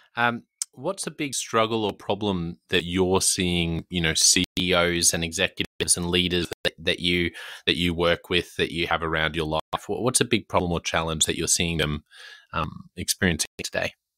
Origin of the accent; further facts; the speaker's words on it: Australia; This is me being very Australian